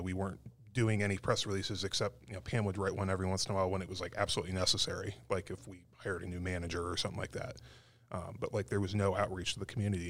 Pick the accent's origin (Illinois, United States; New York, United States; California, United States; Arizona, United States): Arizona, United States; Tucson; moved away; I grew up in Tucson